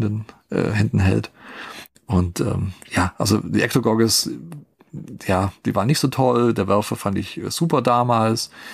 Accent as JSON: {"language": "German", "country": "Germany", "said": "wir als Deutsche"}